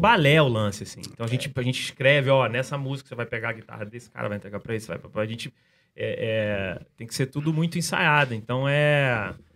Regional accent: Rio de Janeiro, Brazil; eu sou do Rio, mas quando eu era moleque, eu vinha muito pra São Paulo, que meu pai morava aqui.

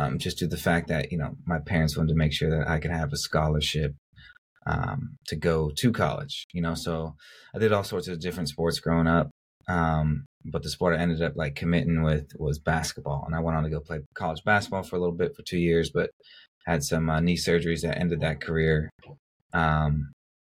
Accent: Louisville, Colorado, United States; a little kid growing up in Louisville, Colorado

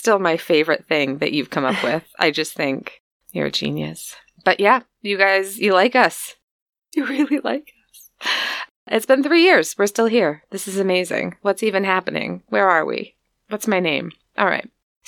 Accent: United States; from the U.S.

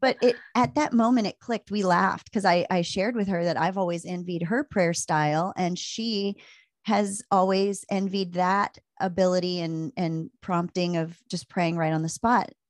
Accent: Maryland, United States; moved away as an adult; also born or lived in Virginia / Las Vegas, Nevada / Tucson, Arizona; now in Anchorage, United States; I grew up in Maryland

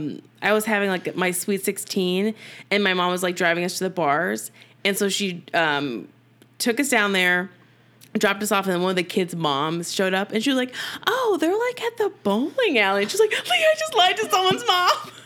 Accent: Germany; now in United States; I grew up in Germany

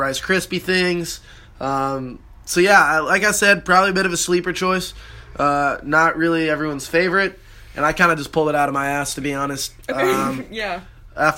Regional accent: Southern California, United States; Growing up in Southern California, it was about 60, 65 degrees on Halloween

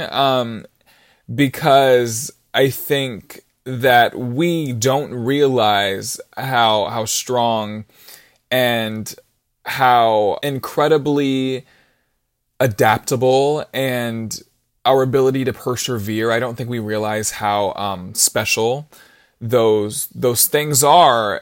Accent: Brunswick, Georgia, United States; I'm from Brunswick, Georgia, and I'm eighteen years old

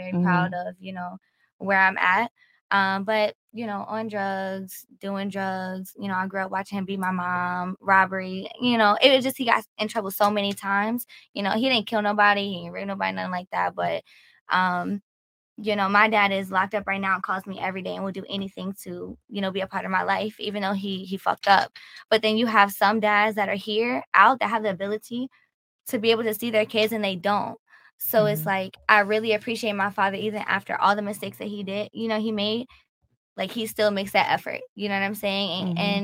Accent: Virginia, United States; I'm from Virginia.

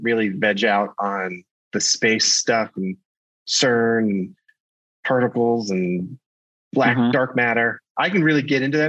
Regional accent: United States; But, I grew up in Kentucky, Ohio area.

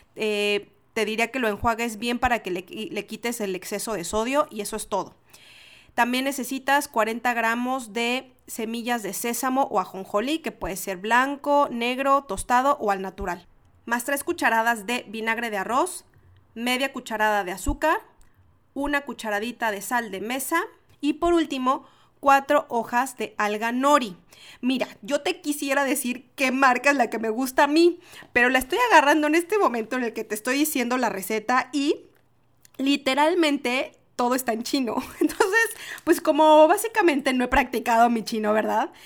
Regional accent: Mexico; moved away as an adult; now in Chile; Yo soy mexicana. Y entonces en México decimos sushi.

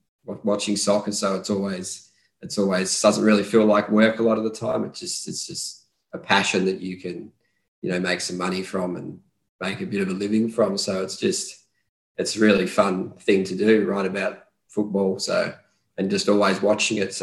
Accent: Australia; growing up in Australia

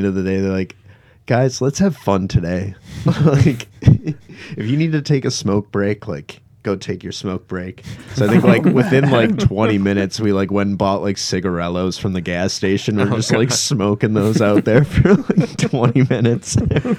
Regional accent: Green Bay, Wisconsin, United States; I'm from Green Bay

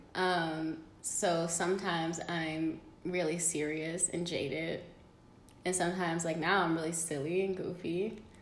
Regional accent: Detroit, Michigan, United States; The hood definitely raised me. Um, like, I'm from Detroit City

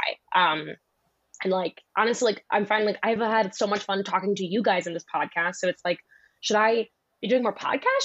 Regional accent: Philadelphia, Pennsylvania, United States; I'm from Philly

